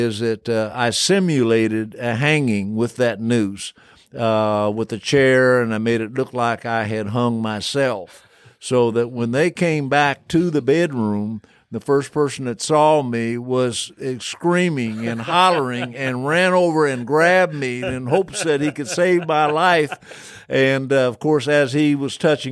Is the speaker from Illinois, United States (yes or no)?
yes; Illinois, United States; moved away as an adult; also born or lived in Texas; growing up in Illinois, I had always gone to integrated schools